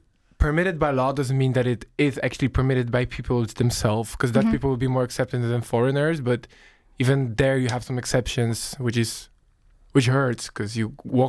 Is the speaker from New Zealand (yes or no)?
no; Poland; I am from Polonia